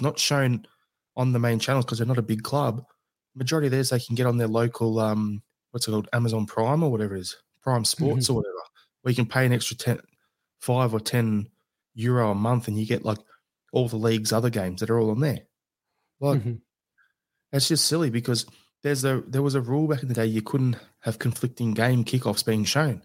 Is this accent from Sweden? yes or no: no; Australia; as an Australian